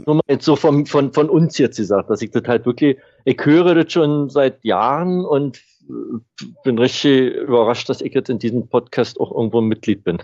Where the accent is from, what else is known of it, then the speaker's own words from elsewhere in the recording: Berlin, Germany; now in Florida, United States; aufgewachsen bin ich in Neu Berlin-Neukölln